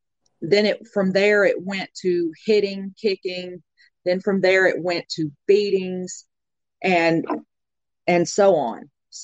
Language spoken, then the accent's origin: English; Covington, Tennessee, United States; I'm from Covington, Tennessee